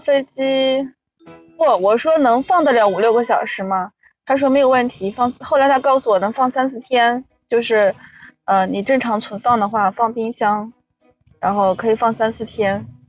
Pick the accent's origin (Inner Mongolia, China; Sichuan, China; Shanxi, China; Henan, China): Inner Mongolia, China; Bayannur; 航井后旗吗？我们的老家。我们在我们老家